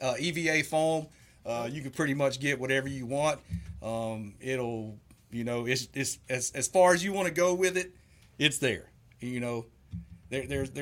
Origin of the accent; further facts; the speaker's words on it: Southeast Georgia, United States; moved away as an adult; now in Texas, United States; I'm from Southeast Georgia